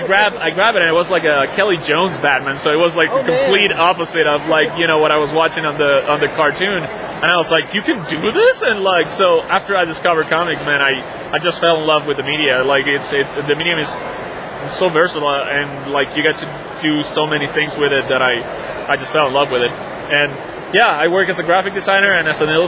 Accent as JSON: {"language": "English", "country": "Venezuela", "moved": "as an adult", "lives_now": "United States", "said": "I'm from Venezuela, from South America. So I came to the States with a scholarship"}